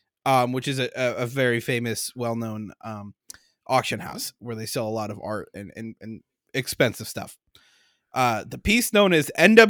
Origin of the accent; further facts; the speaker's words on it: United States; I'm American.